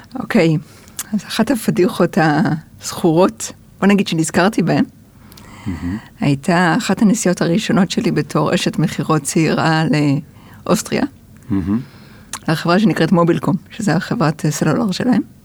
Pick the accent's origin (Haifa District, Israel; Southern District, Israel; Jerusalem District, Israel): Haifa District, Israel; Haifa; also born or lived in United States; אני גדלתי בחיפה